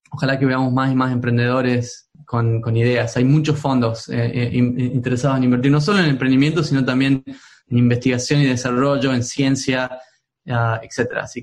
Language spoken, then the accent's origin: Spanish; Tucumán, Argentina; moved away; also born or lived in Spain / United States; Bueno, como sabrás, yo soy de Tucumán. Eh, mi infancia me la pasé yendo a las montañas, en las yungas tucumanas, eh, donde